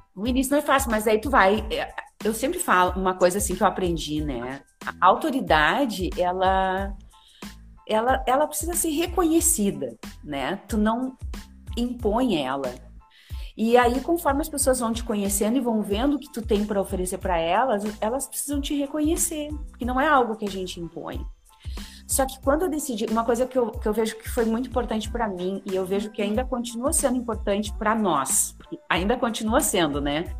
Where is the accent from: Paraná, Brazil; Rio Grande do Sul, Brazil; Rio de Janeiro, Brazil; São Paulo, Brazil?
Rio Grande do Sul, Brazil; Santa Maria; moved away as an adult; now in Porto Alegre, Brazil; eu vim para Porto Alegre, que eu sou de Santa Maria